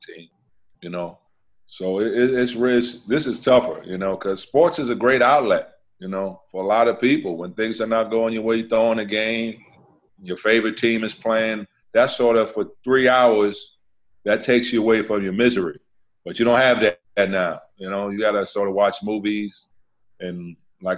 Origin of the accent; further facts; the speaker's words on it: New York City, New York, United States; moved away as an adult; also born or lived in San Antonio; now in Houston, United States; I grew up right in the city. I grew up in Upper West Side, Manhattan.